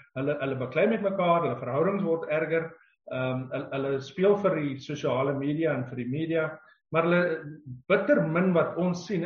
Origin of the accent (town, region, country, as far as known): South Africa